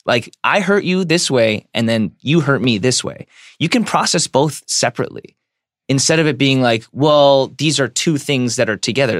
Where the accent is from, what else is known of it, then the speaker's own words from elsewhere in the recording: United States; I'm an American